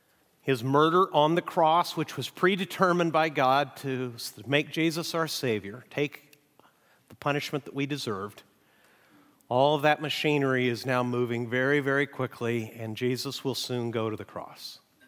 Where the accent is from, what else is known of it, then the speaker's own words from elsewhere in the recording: Mexico; now in United States; We're going to do something that I've really missed since moving back to the United States. I grew up in Mexico, and one of the hallmarks of Mexican churches all across the nation is they read the Bible together.